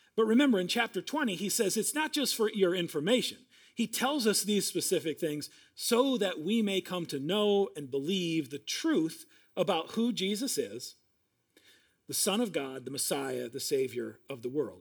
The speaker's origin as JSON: {"language": "English", "region": "Iowa", "country": "United States", "tie": "born or raised there", "moved": "yes", "lives_now": "Minnesota, United States", "said": "Now, I grew up in Iowa"}